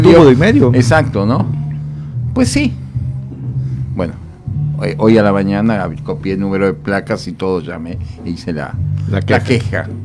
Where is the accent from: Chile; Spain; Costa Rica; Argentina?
Argentina; now in Mexico; Yo nací en Argentina.